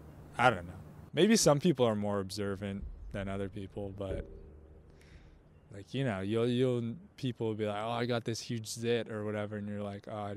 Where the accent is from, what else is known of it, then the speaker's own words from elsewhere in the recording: Los Angeles, California, United States; moved away as an adult; also born or lived in Santa Barbara; now in Austin, United States; I'm from LA area.